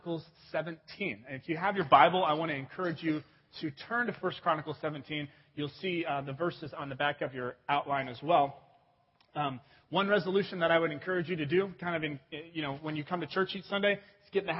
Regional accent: Cincinnati, Ohio, United States; I'm from Cincinnati, Ohio

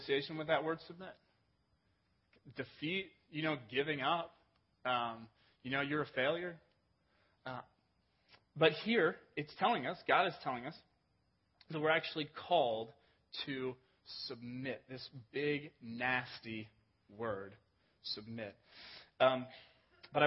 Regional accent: England, United Kingdom; moved away; I was born in England

